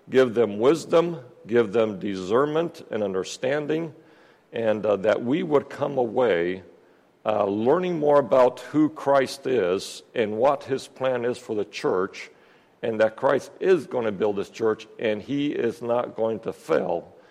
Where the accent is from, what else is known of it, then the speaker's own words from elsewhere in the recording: Peru; um, yes, I grew up in Peru, South America. Um, my folks are missionaries down there.